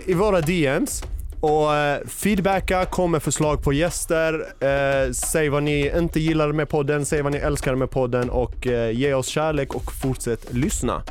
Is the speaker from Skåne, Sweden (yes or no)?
yes; Malmö, Skåne, Sweden; Jag är fucking uppväxt i Malmö